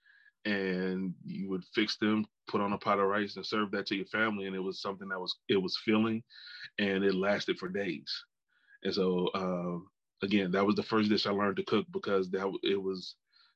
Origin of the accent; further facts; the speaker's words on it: New Orleans, Louisiana, United States; I'm from New Orleans, and so it's a food city